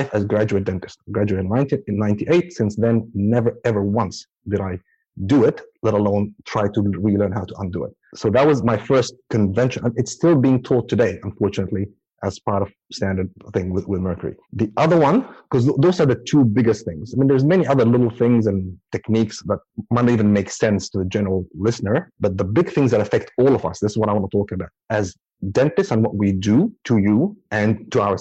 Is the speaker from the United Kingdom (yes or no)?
no; Abu Dhabi, United Arab Emirates; now in Auckland, New Zealand; I grew up in Abu Dhabi